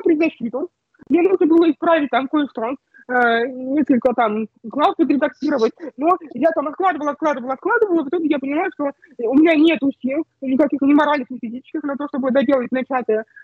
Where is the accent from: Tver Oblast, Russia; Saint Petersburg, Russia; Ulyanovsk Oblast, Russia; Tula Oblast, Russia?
Tula Oblast, Russia; Bogoroditsk; moved away as an adult; also born or lived in Moscow; уехала домой к себе в родной город, в Богородицк, в маленький город а, Тульской области